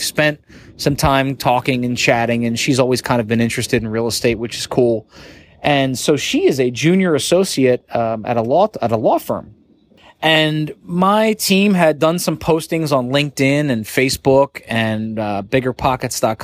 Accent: New Jersey, United States; I grew up in South Jersey

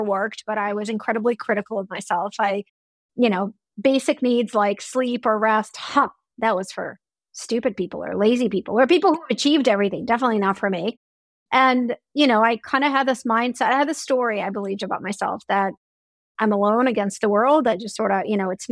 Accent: Russia; moved away; When I grew up in Russia, we took class trips to the Hermitage once a month

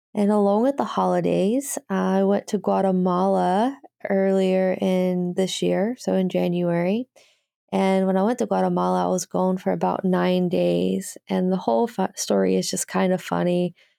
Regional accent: Birmingham, Alabama, United States; Birmingham, Alabama is where I'm from

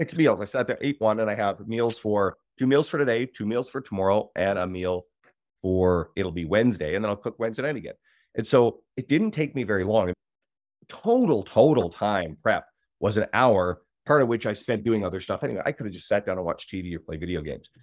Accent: Newfoundland and Labrador, Canada; now in Edmonton, Canada; I'm originally from the East Coast, Newfoundland. I moved to Edmonton, Alberta

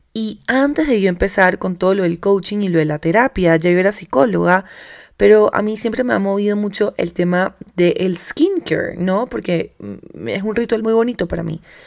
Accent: Bogotá, Colombia; soy bogotana, ya digo marica

